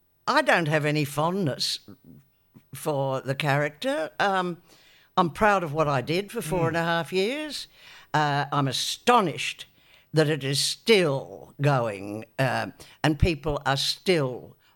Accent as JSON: {"language": "English", "town": "Newcastle", "region": "North East England", "country": "United Kingdom", "said": "Oh, but you'd be surprised at the talent that's come from Newcastle."}